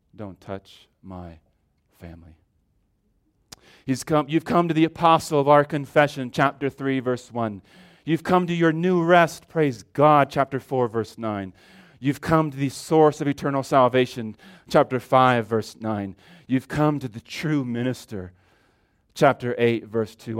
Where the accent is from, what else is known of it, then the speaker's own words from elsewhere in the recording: California, United States; moved away; I grew up in California